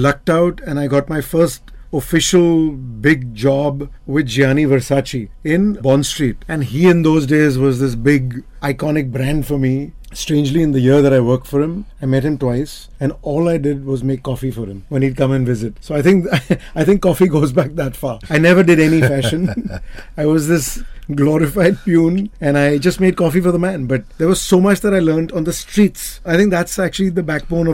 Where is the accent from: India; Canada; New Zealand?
India; we in India